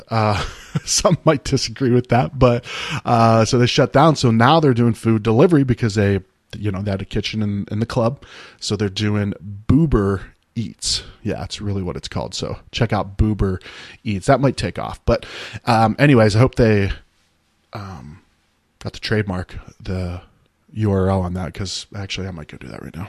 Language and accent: English; Ohio, United States; moved away; the town I grew up in Ohio